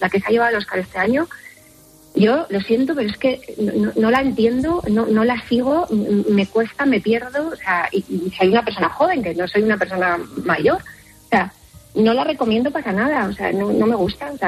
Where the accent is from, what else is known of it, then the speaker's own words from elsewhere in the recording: Argentina; now in Spain; Sí, soy argentina